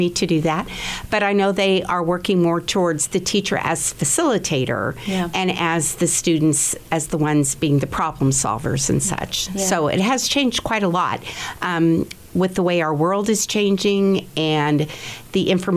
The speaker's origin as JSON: {"language": "English", "town": "Hays", "region": "Kansas", "country": "United States", "tie": "born or raised there", "said": "I grew up here in Hayes"}